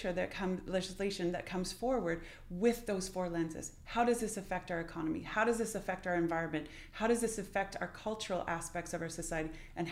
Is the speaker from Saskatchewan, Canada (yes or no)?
no; British Columbia, Canada; That's something for us as British Columbians to pay attention to grieve.